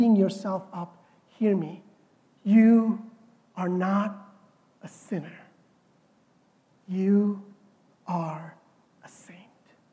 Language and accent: English; India; I am Indian